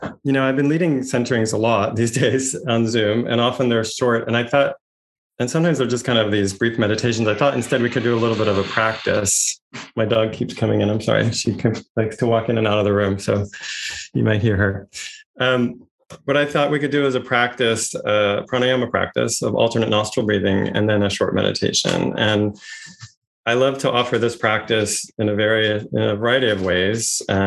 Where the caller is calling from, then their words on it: Santa Barbara, California, United States; I'm joining you from Chumash land, colonized as Santa Barbara, California today.